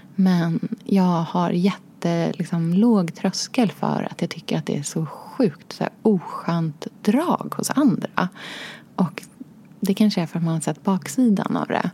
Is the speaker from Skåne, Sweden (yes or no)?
no; Norrköping, Östergötland, Sweden; also born or lived in Australia / Enskede, Stockholm; now in Stockholm, Sweden; jag är då uppvuxen i Norrköping och i Australien hos pappa